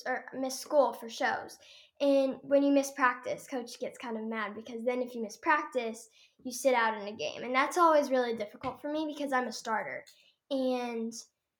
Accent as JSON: {"language": "English", "town": "Sapulpa", "region": "Oklahoma", "country": "United States", "said": "we're from Sepulpa, Oklahoma"}